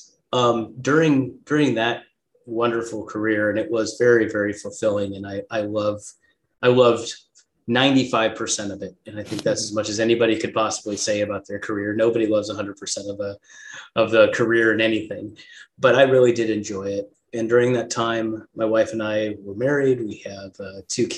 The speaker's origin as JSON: {"language": "English", "region": "Southern California", "country": "United States", "tie": "born or raised there", "moved": "yes", "lives_now": "Scottsdale, United States", "said": "I was here in Scottsdale, Arizona, which is where I live now. And I grew up in Southern California"}